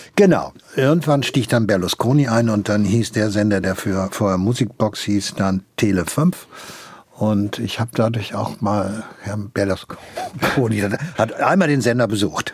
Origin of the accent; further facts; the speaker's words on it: Hagen, North Rhine-Westphalia, Germany; also born or lived in Gronau; habe ich meine ganze Jugend äh, in Hagen in Westfalen verbracht